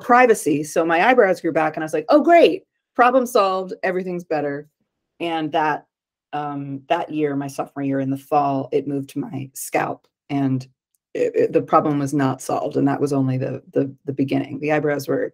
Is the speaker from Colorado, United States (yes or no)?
no; Connecticut, United States; now in New York City, United States; I'm from Connecticut. I live in New York City.